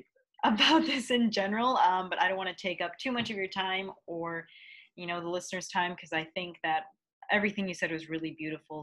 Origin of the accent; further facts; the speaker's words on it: Midwest, United States; growing up in the Midwest